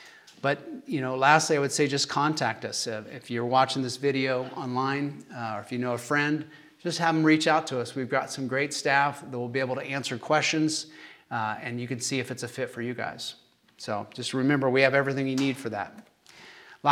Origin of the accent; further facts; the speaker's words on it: Kansas, United States; accent: Kansas; my Kansas accent